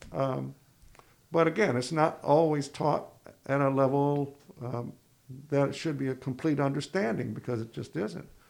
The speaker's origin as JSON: {"language": "English", "town": "Ithaca", "region": "New York", "country": "United States", "moved": "yes", "lives_now": "Plattsburgh, United States", "said": "I was from Ithaca"}